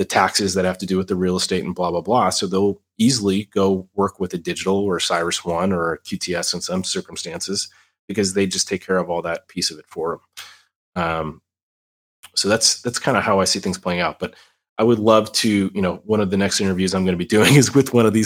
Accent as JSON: {"language": "English", "country": "United States", "said": "as an American, as someone who works with InfraGuard"}